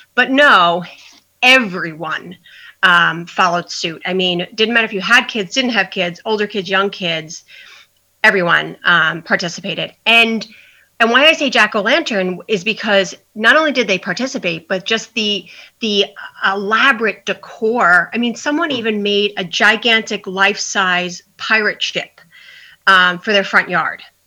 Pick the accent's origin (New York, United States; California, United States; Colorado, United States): New York, United States; Long Island; moved away as an adult; now in New Hope, United States; I'm originally from Long Island, but 15 years ago moved to Pennsylvania